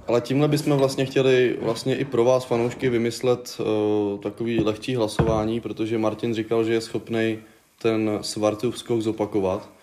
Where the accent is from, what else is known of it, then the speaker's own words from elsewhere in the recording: Hradec Králové, Hradec Králové Region, Czechia; jsme z Hradce Králové